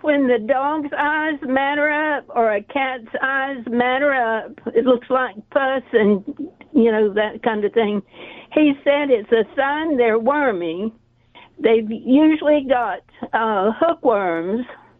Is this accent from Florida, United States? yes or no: yes; Bartow, Florida, United States; now in Vermont, United States; I'm from Central Florida, Bartow, Florida, Polk County. My father was an engineer in the phosphate industry